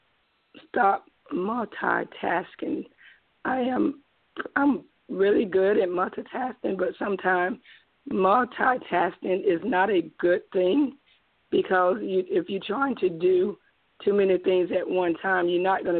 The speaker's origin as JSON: {"language": "English", "town": "Spartanburg", "region": "South Carolina", "country": "United States", "tie": "born or raised there", "said": "I'm from Spartanburg, South Carolina. I live here all my life"}